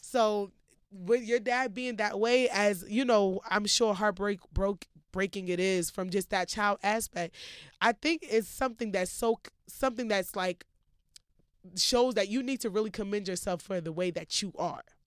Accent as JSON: {"language": "English", "country": "United States", "tie": "born or raised there", "said": "growing up in America"}